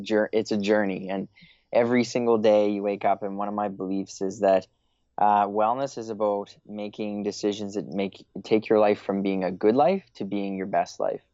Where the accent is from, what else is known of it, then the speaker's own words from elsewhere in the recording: Eastern Canada, Canada; moved away; I'm originally from Eastern Canada, currently living, uh, in Western Canada